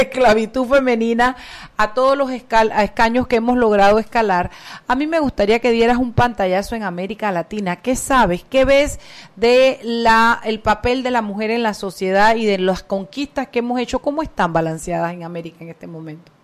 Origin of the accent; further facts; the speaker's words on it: Panama; como panameños